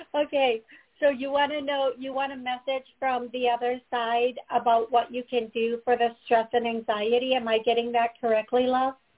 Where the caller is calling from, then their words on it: Connecticut, United States; I'm calling from Connecticut.